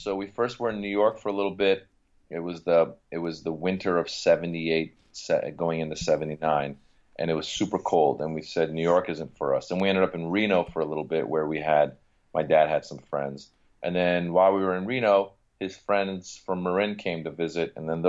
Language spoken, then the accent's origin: English; Iran; English is a second language; now in United States; because, you know, we come from Iran, we come to America, you don't know anybody, you're learning the language. I mean, I learn English in Iran, but now it's every day.